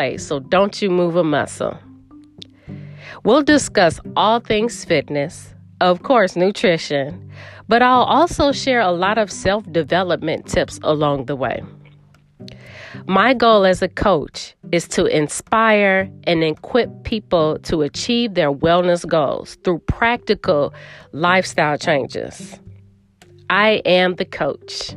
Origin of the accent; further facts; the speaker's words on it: Chicago, Illinois, United States; I am from the Windy City